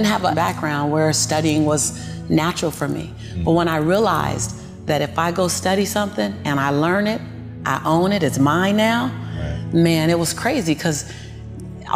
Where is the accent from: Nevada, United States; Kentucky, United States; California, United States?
California, United States; Los Angeles; born and raised in South Central